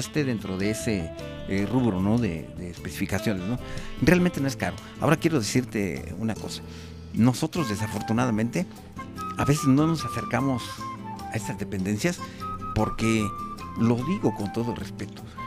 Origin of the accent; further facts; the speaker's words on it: Mexico; yo también